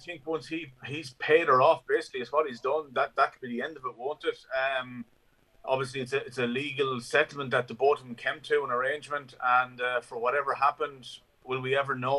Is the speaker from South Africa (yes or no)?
no; Wexford, Leinster, Ireland; now in Westmeath, Ireland; I'm from Wexford originally, and my wife is from Wexford originally